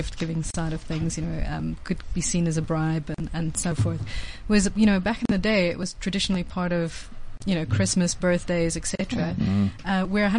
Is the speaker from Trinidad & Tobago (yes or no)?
no; South Africa; as a South African